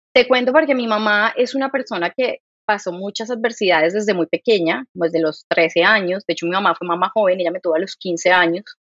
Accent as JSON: {"language": "Spanish", "region": "Bogotá", "country": "Colombia", "also_born_or_lived": "Santander", "accent": "santanderiana", "said": "yo soy de Bogotá"}